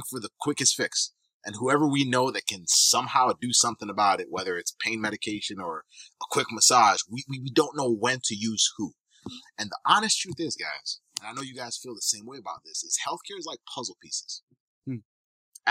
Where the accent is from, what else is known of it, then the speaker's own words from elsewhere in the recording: Kenya; also born or lived in Michigan, United States; now in Tampa, United States; I'm actually originally from East Africa. I was born in Kenya, came to the U.S. in 2000, and from there I lived in Michigan for a number of years